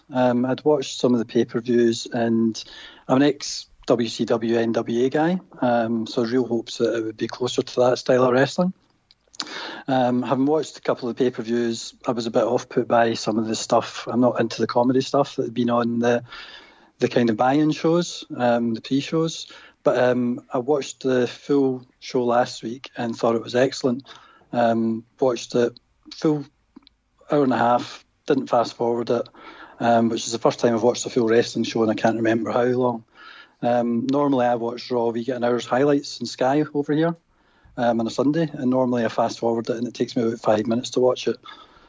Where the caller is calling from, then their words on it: Glasgow, Scotland, United Kingdom; Glasgow in Scotland.